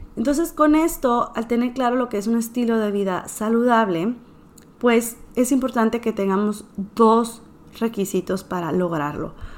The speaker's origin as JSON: {"language": "Spanish", "region": "northern Mexico", "country": "Mexico", "tie": "born or raised there", "said": "soy mexicana, soy nacida en el norte, sigo viviendo en el norte del país de México"}